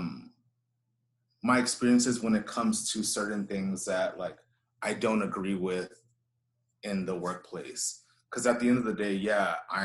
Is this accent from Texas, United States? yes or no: yes; Houston, Texas, United States; I grew up here in Houston. I was born here, raised here